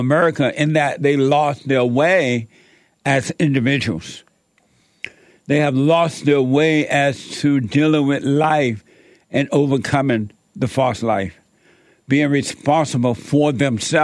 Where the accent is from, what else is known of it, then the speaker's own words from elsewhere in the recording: Alabama, United States; growing up in Alabama